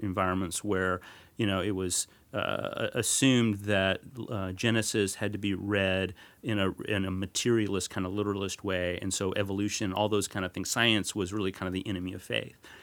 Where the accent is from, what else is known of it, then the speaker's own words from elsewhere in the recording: north of Dallas, North Texas, United States; I grew up in North Texas, north of Dallas